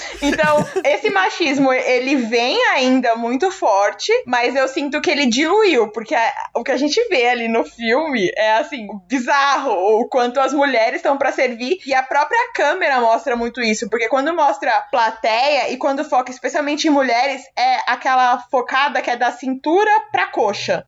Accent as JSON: {"language": "Portuguese", "country": "Brazil", "said": "Sou brasileira"}